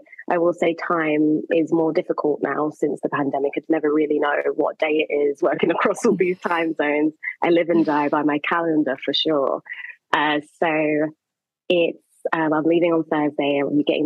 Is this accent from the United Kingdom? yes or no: yes; London, United Kingdom; moved away as an adult; also born or lived in Jamaica (family home country); now in Maastricht, Netherlands; So I grew up in London